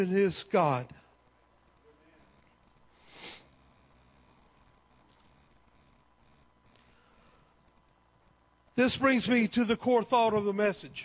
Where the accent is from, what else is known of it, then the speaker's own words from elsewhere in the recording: Texas, United States; also born or lived in Cypress, Texas; I am an American. I am a Texan. And I live in Cypress, Texas